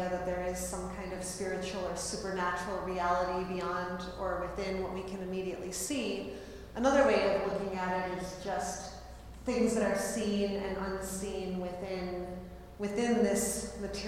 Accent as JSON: {"language": "English", "town": "Buffalo", "region": "New York", "country": "United States", "moved": "yes", "said": "I'm originally from Buffalo, New York"}